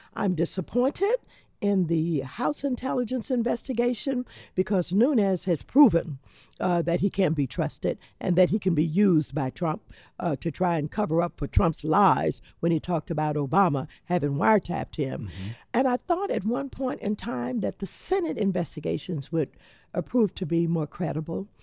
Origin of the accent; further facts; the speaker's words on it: Los Angeles, California, United States; I come from Los Angeles